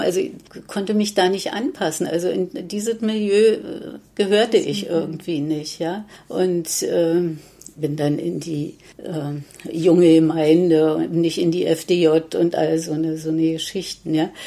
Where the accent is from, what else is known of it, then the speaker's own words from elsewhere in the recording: Berlin, Germany; ich bin im Prenzlauer Berg aufgewachsen, habe äh, da bis äh, ja, im Grunde genommen bis 1986 im Prenzlauer Berg auch